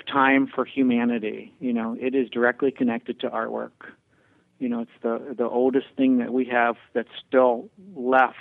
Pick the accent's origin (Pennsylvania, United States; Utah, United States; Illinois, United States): Pennsylvania, United States; As a kid in Pennsylvania